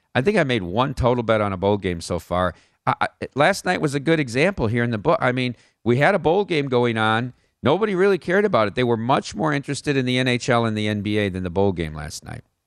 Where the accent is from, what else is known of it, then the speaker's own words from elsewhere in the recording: Iowa, United States; growing up in Iowa